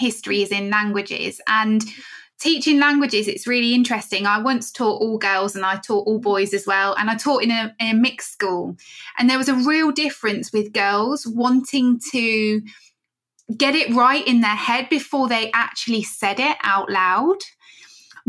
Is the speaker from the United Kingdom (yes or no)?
yes; Northampton, East Midlands, United Kingdom; I'm from Northampton